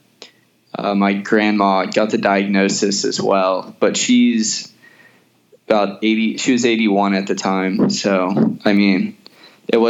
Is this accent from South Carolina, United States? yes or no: yes; Charleston, South Carolina, United States; I'm 21 years old, and I'm from Charleston, South Carolina